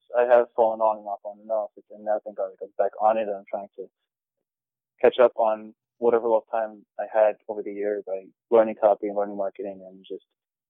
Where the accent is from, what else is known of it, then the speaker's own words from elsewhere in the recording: New York, United States; also born or lived in New Jersey; I was born in Jersey, and I moved to New York when I was about 1 year old. So